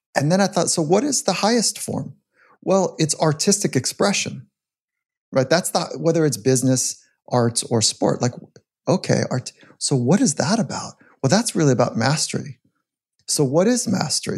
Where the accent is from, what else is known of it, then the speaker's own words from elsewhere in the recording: California, United States; As a young athlete, I grew up in California.